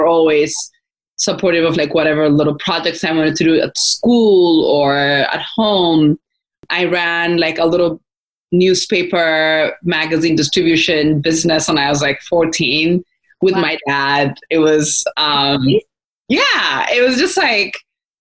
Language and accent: English; Adama, Oromia, Ethiopia; moved away as an adult; grew up in Ethiopia. So I grew up right outside of Addis in Adama. I lived there until I finished high school.